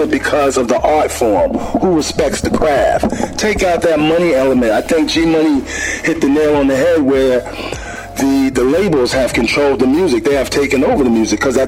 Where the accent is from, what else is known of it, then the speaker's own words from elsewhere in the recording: New York City, New York, United States; I grew up in the Bronx, and I was about 11 years old